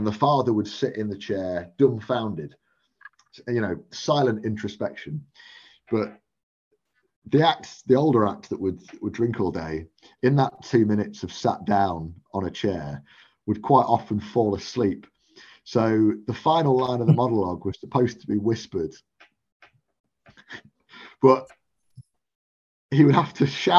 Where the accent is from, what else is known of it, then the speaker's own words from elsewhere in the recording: Stafford, West Midlands, United Kingdom; I used to watch anything that came to Stafford, and I'd go to the Fringe and see as much stuff as I can.